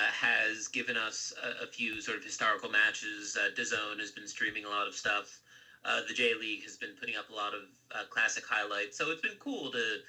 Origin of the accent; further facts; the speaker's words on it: Philadelphia, Pennsylvania, United States; now in Japan; I'm from Philadelphia originally.